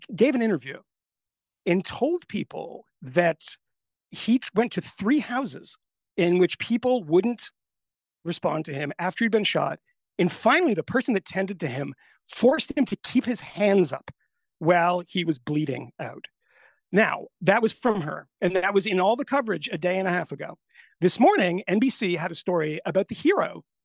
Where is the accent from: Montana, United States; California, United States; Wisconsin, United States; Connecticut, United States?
Connecticut, United States; I'm from Connecticut.